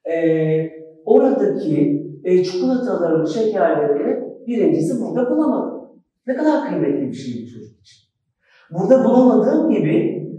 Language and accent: Turkish; Turkey; also born or lived in Schwabach, Germany; Almanya'da doğdum, Türkiye'ye geldim.